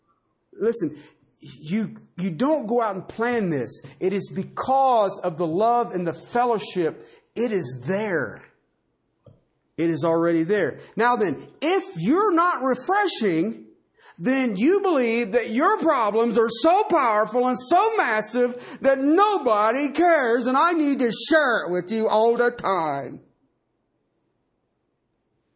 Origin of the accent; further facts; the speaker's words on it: Ohio, United States; I'm from Ohio